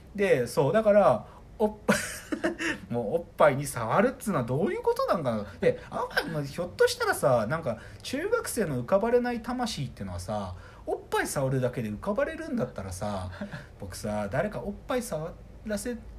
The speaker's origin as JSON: {"language": "Japanese", "town": "Maebashi", "region": "Gunma", "country": "Japan", "tie": "born or raised there", "said": "群馬県前橋出身"}